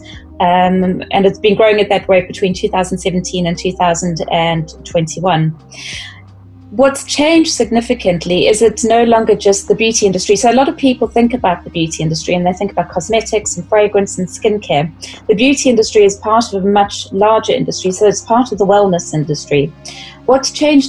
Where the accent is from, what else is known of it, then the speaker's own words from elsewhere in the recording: South Africa; accent: South African; moved away as an adult; also born or lived in United Kingdom / Middle East; I'm South African. So I started out working in the beauty industry in South Africa and then moved across to the UK